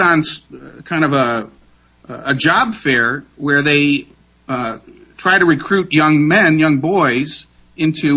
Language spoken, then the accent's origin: English; Pennsylvania, United States; when I was a kid growing up in Pennsylvania